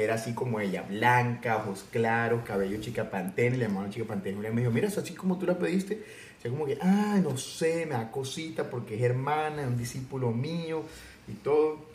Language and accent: Spanish; El Salvador; El Salvador.